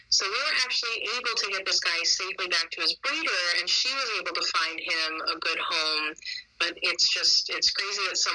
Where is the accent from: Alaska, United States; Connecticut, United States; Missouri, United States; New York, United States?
Connecticut, United States; even though I'm from Connecticut.